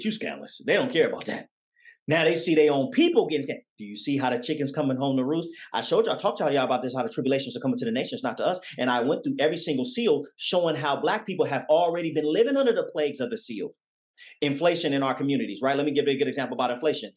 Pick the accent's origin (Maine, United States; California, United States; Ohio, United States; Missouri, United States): California, United States; Oakland; When I grew up in Oakland, California